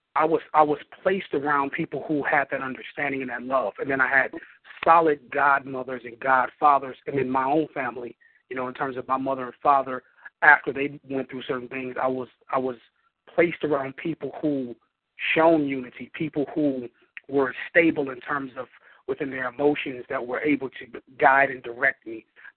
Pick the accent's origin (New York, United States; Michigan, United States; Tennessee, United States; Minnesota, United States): Michigan, United States; Flint; Flint, Michigan. A Flintstone to the bone, Flint, Michigan